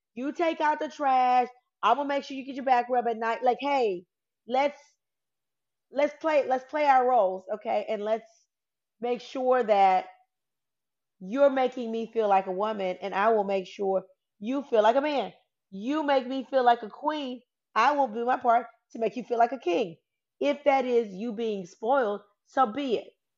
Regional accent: the South, United States; I'm from the South. I'm Southern

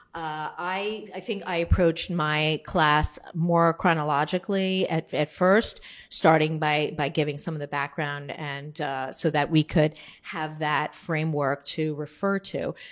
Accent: New Jersey, United States; I'm from New Jersey

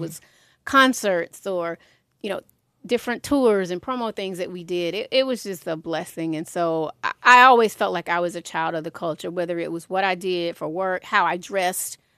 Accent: Atlanta, Georgia, United States; I had one community in Southwest Atlanta, right, growing up in the Swats

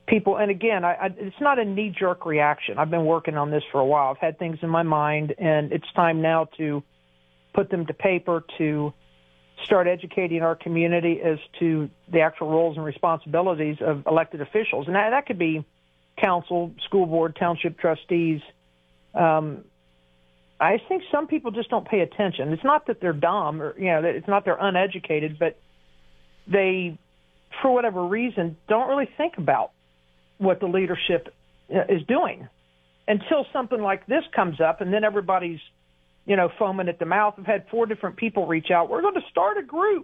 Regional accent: Lebanon, Ohio, United States; growing up in Lebanon, I always say Warren County's so Republican it's shaped like an R

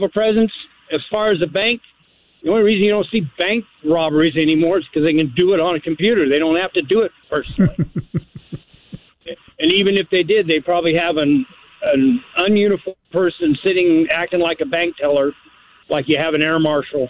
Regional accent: Boise, Idaho, United States; now in Pocatello, United States; I live in Pocatello, but I was born and raised in Boise.

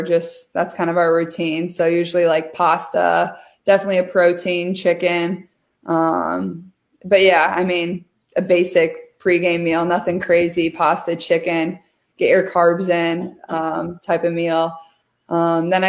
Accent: Iowa, United States; also born or lived in West Des Moines; I'm from Iowa.

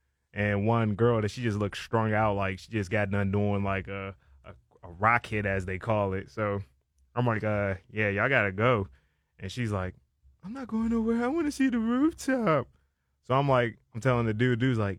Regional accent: Silver Spring, Maryland, United States; I represent Silver Spring, Maryland.

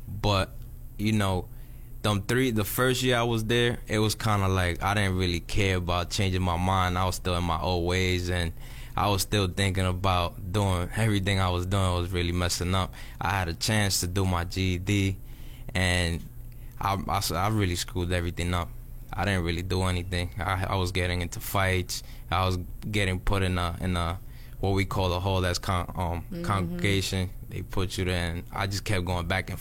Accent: New York, United States; moved away as an adult; now in Miami, United States

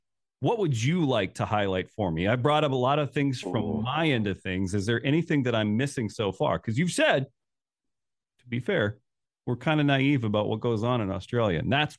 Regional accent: United States; accent: American; Even with my American accent?

